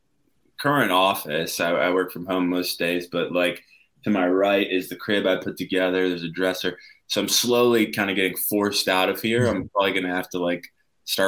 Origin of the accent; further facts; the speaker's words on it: Deerfield, Illinois, United States; I'm from Deerfield, Illinois